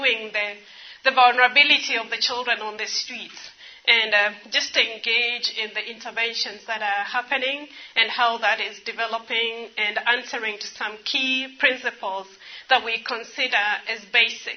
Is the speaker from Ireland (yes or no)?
no; Nairobi, Kenya; also born or lived in Ethiopia; I grew up in Nairobi